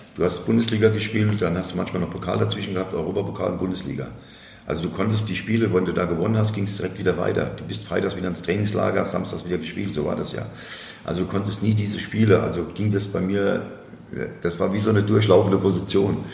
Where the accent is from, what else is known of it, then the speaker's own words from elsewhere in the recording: Aschaffenburg, Bavaria, Germany; da bin ich groß geworden mit Felix Mackert, weil ich bin mit Felix hier groß geworden in der Parallelstraße